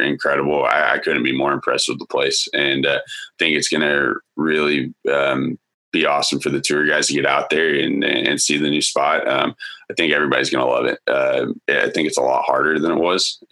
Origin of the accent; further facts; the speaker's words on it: United States; as an American